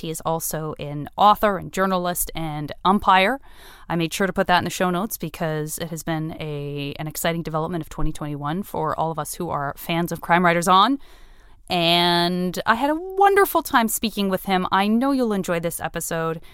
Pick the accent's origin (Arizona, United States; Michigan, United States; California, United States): Arizona, United States; Tucson; I'm from Tucson